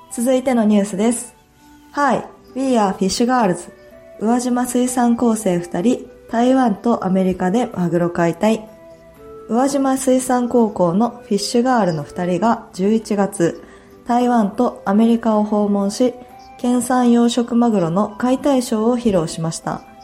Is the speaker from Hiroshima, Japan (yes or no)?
yes; Fukuyama, Hiroshima, Japan; accent: Bingo dialect; moved away as an adult; now in Uwajima, Japan; 私の出身の福山市は隣なんですよ